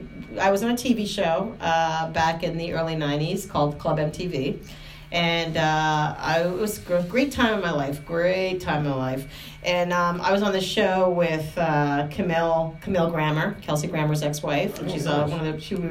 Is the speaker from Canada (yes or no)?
yes; Canada; moved away; I'm the Canadian